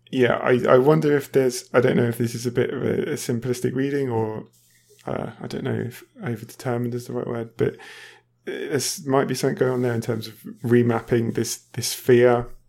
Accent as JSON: {"language": "English", "country": "United Kingdom", "moved": "as an adult", "lives_now": "Germany", "said": "I used to live in the UK, obviously. I am British, yeah."}